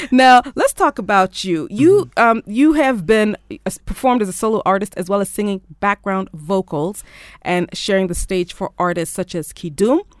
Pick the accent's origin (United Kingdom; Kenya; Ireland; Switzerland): Kenya; Thank you so much as a Kenyan artist, as a Kenyan creative, putting in work for everything that you do.